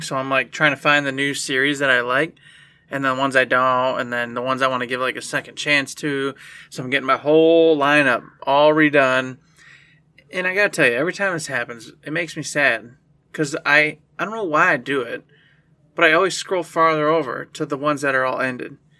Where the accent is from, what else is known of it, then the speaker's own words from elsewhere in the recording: United States; as an American